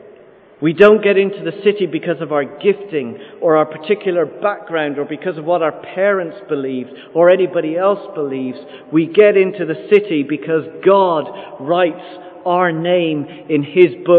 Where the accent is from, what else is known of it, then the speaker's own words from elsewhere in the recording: Ireland; also born or lived in London, United Kingdom; Lived there for the first 6 weeks of my life. And then my parents moved to Ireland. So I've been here 99.99% of my life